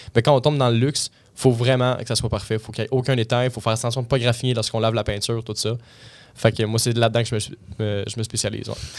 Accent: Blainville, Quebec, Canada; je suis de Blainville, la rive nord, euh, de Montréal

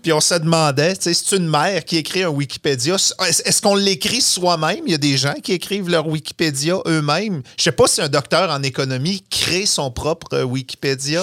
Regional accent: Saguenay, Quebec, Canada; moved away; je viens du Saguenay. La première chose qu'on voulait faire quand on grandissait au Saguenay, c'était d'en sortir

